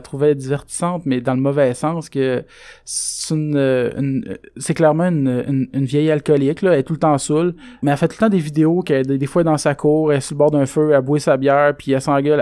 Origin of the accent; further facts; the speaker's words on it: Roberval, Quebec, Canada; rien qu'à Robertval, nous autres, on avait quatre écoles primaires